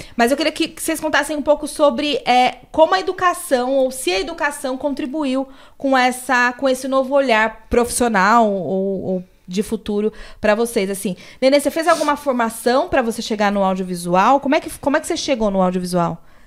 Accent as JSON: {"language": "Portuguese", "region": "São Paulo", "country": "Brazil", "said": "eu sou do Capão Redondo"}